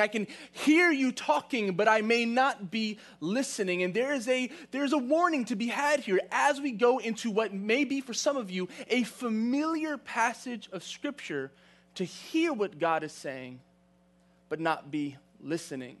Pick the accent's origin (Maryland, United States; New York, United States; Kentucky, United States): New York, United States; New York City; moved away; I grew up in New York City. I grew up in Queens, Queens Village to be exact.